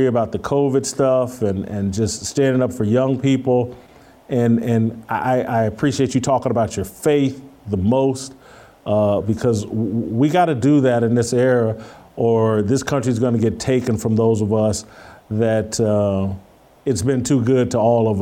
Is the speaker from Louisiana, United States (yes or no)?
no; Indianapolis, Indiana, United States; moved away; also born or lived in Ann Arbor, Michigan; as a kid, I'm from Indianapolis